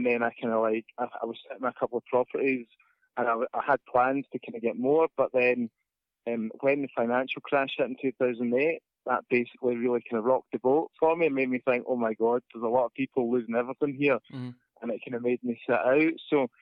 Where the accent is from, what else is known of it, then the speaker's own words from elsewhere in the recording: Inverness, Scotland, United Kingdom; moved away as an adult; now in Glasgow, United Kingdom; I'm actually from Inverness originally, right? So I've got to confess, I'm not actually a born and bred Glaswegian, so I've been adopted down here. But growing up in Inverness